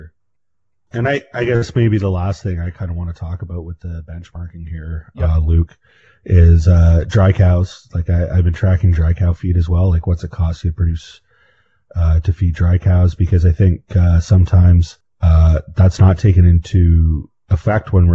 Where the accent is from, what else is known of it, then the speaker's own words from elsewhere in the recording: Canada; We're Canadian